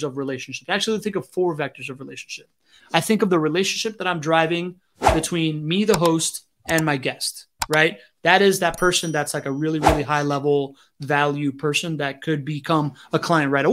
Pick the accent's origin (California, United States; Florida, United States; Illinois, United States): Florida, United States; Miami; growing up in Miami in the 90s, man, like I grew up around nightclub culture